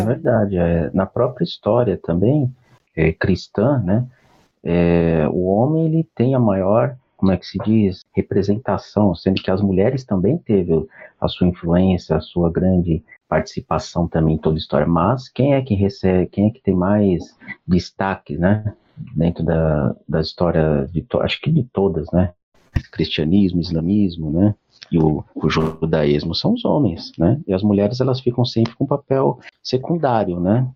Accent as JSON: {"language": "Portuguese", "region": "São Paulo", "country": "Brazil", "said": "eu sou de São Paulo"}